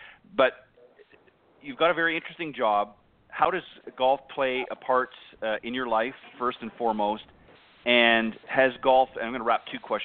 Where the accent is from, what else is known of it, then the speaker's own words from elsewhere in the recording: Burlington, Ontario, Canada; actually from Burlington, which is just a little bit further in from the border